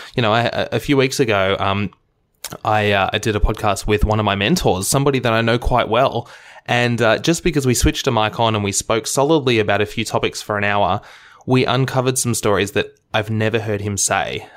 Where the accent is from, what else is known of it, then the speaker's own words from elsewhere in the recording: Melbourne, Victoria, Australia; my hometown, Melbourne, Australia